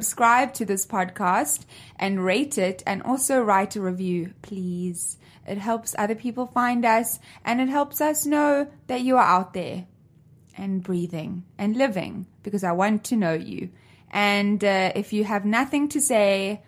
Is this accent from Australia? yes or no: no; South Africa; I grew up in South Africa with 11 different languages